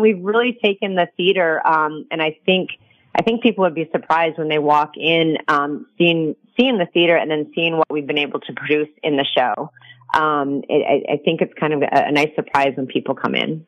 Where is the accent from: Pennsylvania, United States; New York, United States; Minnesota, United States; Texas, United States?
Minnesota, United States; also born or lived in Michigan; now in Las Vegas, United States; grew up in uh, Minnesota